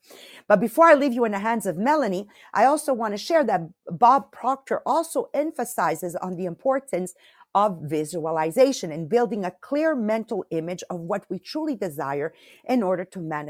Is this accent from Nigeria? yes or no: no; Italy; moved away; I went to my village where I was born in Italy in 2019